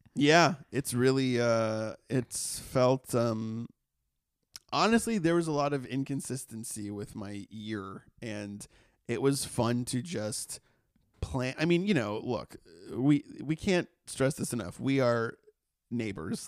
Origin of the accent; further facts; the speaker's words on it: Massachusetts, United States; moved away; where I grew up in Massachusetts